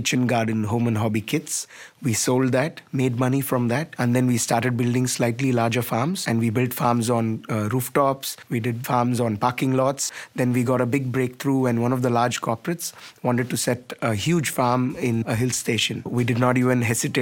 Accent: Chennai, Tamil Nadu, India; I'm from Chennai, India.

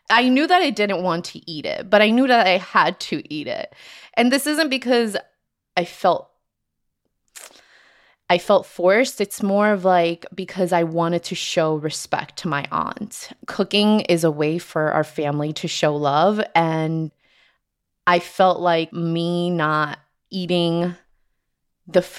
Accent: New Jersey, United States; also born or lived in Colombia; I live in New Jersey. I moved here from Colombia when I was just six years old.

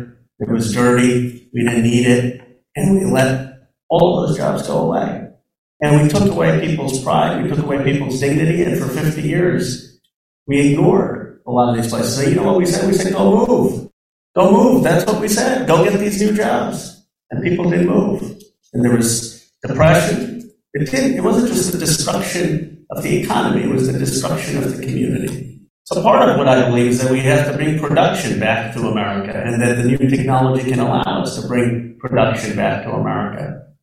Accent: Pennsylvania, United States; And I grew up in Bucks County, Pennsylvania.

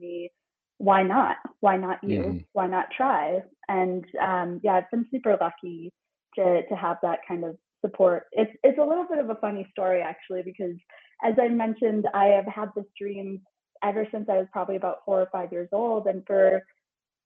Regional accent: Minneapolis, Minnesota, United States; also born or lived in St. Paul, Minnesota; I spent exactly half of my childhood in St. Paul. And then when I was 9 years old, we moved to Minneapolis

